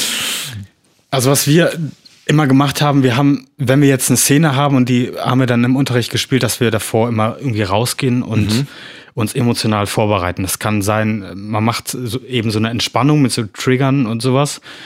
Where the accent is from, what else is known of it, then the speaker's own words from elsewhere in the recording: Bonn, North Rhine-Westphalia, Germany; moved away as an adult; now in Bornheim, Germany; bin Film- und Fernsehschauspieler aus äh, Bonn, Bornheim jetzt